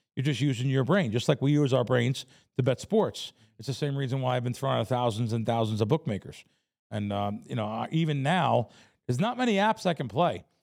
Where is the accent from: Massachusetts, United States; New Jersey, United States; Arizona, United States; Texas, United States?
New Jersey, United States; Jersey Shore; also born or lived in The Bronx, New York; I grew up on the Jersey Shore